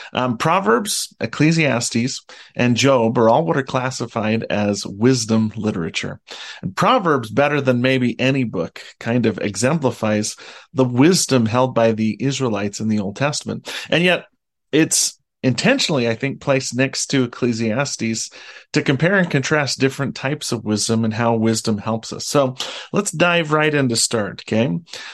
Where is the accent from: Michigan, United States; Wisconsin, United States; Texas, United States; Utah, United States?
Utah, United States; I grew up in Utah, and I live in Utah, and I only visit the ocean occasionally.